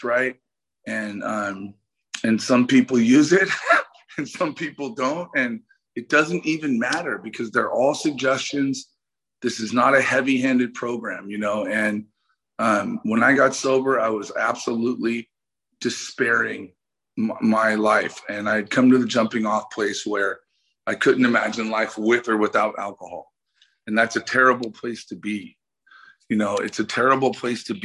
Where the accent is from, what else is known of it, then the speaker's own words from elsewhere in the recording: the Bay Area, California, United States; now in Los Angeles, United States; I grew up in the Bay